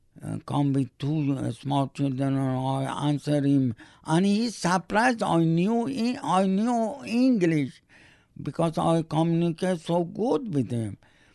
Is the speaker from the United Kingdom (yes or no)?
no; Canada; English is a second language; That's my flag. That's my I'm proud Canadian. Really, I am proud. Bottom of my heart, I'm proud Canadian.